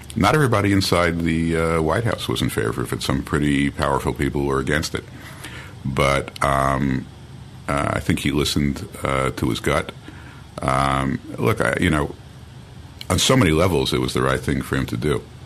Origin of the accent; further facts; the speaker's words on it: Long Island, New York, United States; moved away as an adult; now in Jerusalem, Israel; I grew up on Long Island